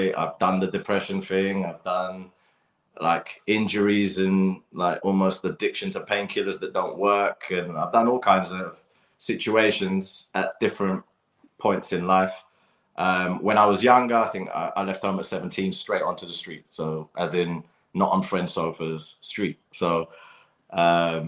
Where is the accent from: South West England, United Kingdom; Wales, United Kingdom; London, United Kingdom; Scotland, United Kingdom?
London, United Kingdom; I grew up playing football in Battersea Park and around Clapham Common as well